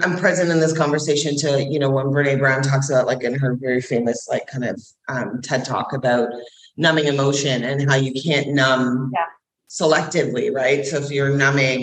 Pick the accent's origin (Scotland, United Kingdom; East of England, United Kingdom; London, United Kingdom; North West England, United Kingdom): Scotland, United Kingdom; I'm a Scottish warrior princess.